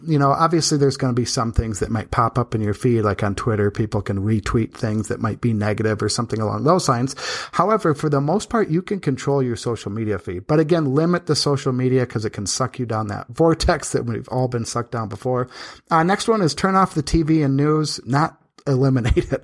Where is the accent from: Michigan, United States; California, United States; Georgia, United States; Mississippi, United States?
Michigan, United States; now in Las Vegas, United States; I'm from Michigan where they used to average about a hundred sunny days a year